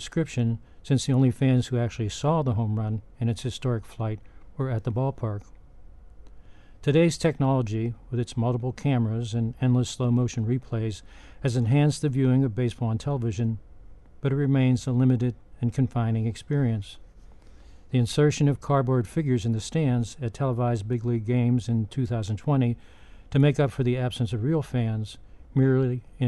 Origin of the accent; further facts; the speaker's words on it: Pittsburgh, Pennsylvania, United States; moved away; my hometown Pittsburgh